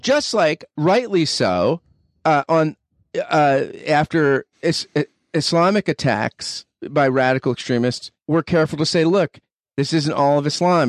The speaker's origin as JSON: {"language": "English", "country": "United States", "said": "as an American"}